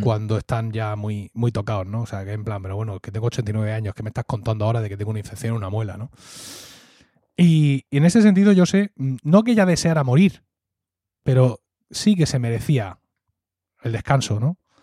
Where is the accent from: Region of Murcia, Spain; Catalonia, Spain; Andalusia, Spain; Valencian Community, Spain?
Region of Murcia, Spain; Murcia; accent: Murcian; Blanca / Valle de Ricote accent; also born or lived in Blanca, Murcia; hablar con mi acento natural de blanca